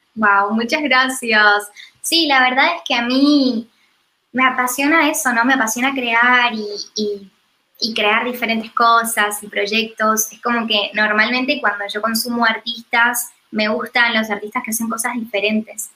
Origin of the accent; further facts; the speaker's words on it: Argentina; also born or lived in United States; el cambio de cultura y de paradigma que hubo en mi país, en Argentina, me incentivó mucho a volver